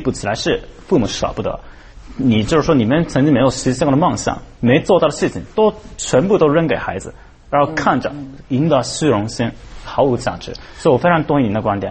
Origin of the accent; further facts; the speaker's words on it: Japan; moved away; 我们日本的孩子是开打工的